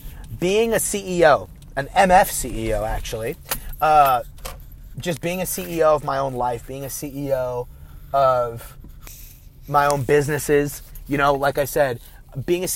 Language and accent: English; Bay Area, California, United States; I'm from the Bay Area.